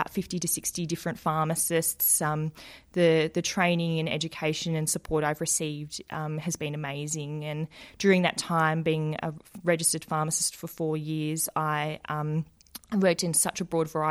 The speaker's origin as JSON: {"language": "English", "town": "Werribee", "region": "Victoria", "country": "Australia", "tie": "born or raised there", "said": "I worked in a community pharmacy in my hometown of Werribee in Melbourne."}